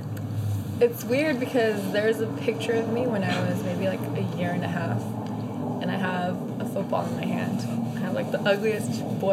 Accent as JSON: {"language": "English", "town": "San Jose", "region": "San José", "country": "Costa Rica", "tie": "born there", "said": "I was born in San Jose, Costa Rica."}